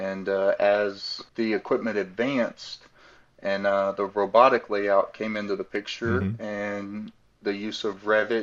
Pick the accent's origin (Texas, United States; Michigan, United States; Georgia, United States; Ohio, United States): Texas, United States; Wichita Falls; moved away as an adult; also born or lived in Dallas-Fort Worth, Texas; now in Doral, United States; But I grew up and was born and raised in Texas in a small town, Wichita Falls